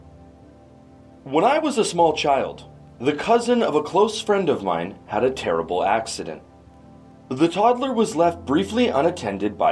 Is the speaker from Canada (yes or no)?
yes; Canada; In my home country of Canada